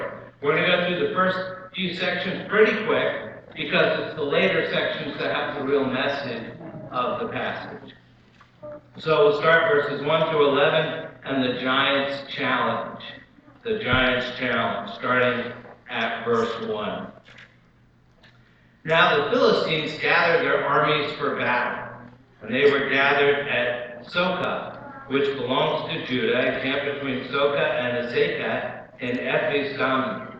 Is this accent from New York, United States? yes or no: no; Oakland, New Jersey, United States; when I was growing up in Oakland, New Jersey, this was my all-time favorite Bible story.